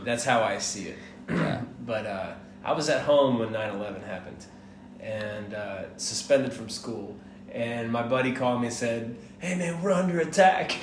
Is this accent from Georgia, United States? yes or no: yes; Atlanta, Georgia, United States; also born or lived in Miami, Florida; I was born in Miami. I was raised in Atlanta